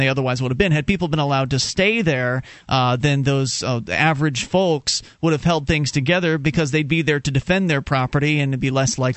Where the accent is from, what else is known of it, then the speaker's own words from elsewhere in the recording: the South, United States; moved away as an adult; now in New Hampshire, United States; We are originally from the South, but we made the move to New Hampshire a few years ago as part of the Free State Project